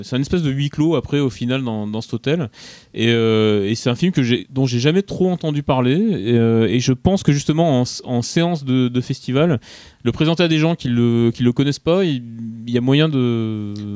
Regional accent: Grenoble, Auvergne-Rhône-Alpes, France; je suis de Grenoble

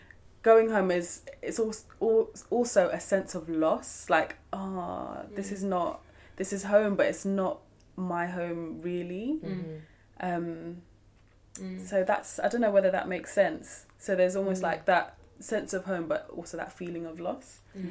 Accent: London, United Kingdom; now living in South London, so I grew up in North London, North Wheezy to be exact.

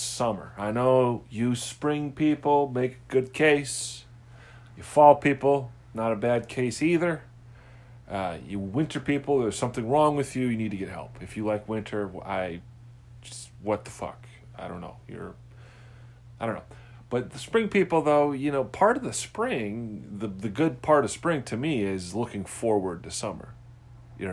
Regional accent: Midwest, United States; I'm from the Midwest.

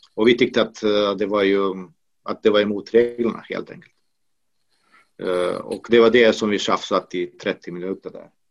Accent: Banja Luka, Republika Srpska, Bosnia & Herzegovina; now in Sweden; Det finns en i Banja Luka, i min hemstad

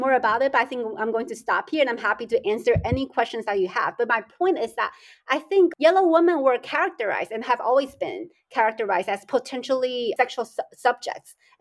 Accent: United States; moved away as an adult; now in United Kingdom; I came from the United States. That's where I grew up

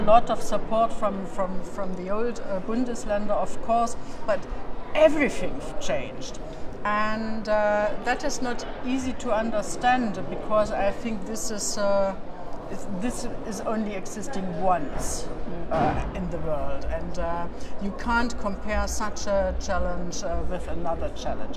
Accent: Leipzig, Saxony, Germany; English is a second language; also born or lived in Eisenhüttenstadt; my hometown is Leipzig

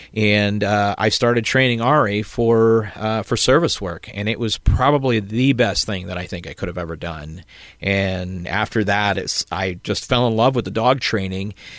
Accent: South Elgin, Illinois, United States; moved away as an adult; now in Southern Illinois, United States; originally from South Elgin

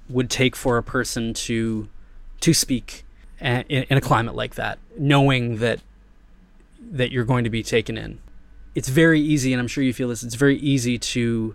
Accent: United States; moved away as an adult; now in Thailand; I'm from America

